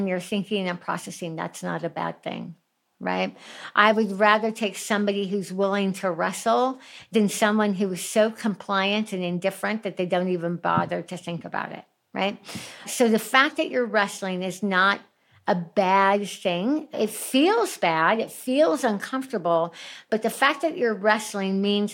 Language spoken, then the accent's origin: English; Highlands Ranch, Colorado, United States; my hometown of Highlands Ranch. We lived there for years. We don't live there anymore